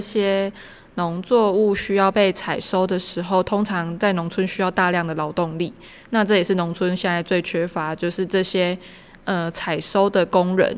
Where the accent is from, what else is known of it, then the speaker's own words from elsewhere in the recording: Yunlin County, Taiwan; moved away; 跟我的家乡，就是云林那边也很像，就是很简单的生活这样